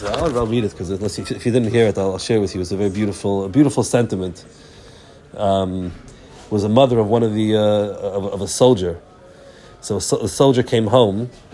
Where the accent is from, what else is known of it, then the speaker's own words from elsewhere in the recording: New York, United States; moved away; also born or lived in Lakewood, New Jersey; I grew up in New York